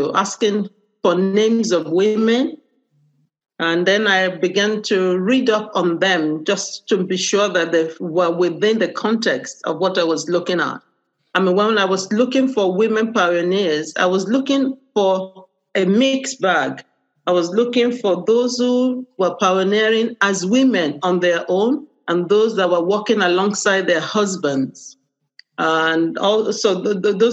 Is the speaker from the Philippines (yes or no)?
no; Nigeria; now in United Kingdom; I'm Nigerian.